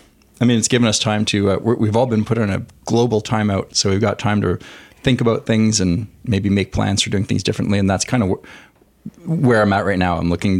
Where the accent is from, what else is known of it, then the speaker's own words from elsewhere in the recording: Quebec, Canada; accent: Canadian; moved away as an adult; also born or lived in California; now in Los Angeles, United States; coming from a Francophone province. Mm-hmm. I grew up in Quebec.